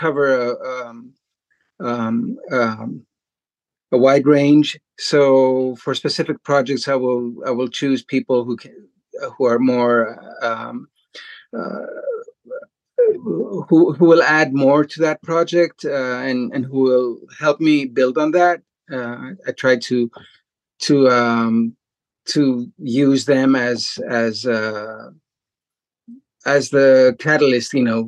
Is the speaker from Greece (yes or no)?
yes; Greece; moved away as an adult; also born or lived in Chicago, United States; now in Boston, United States; I came from Greece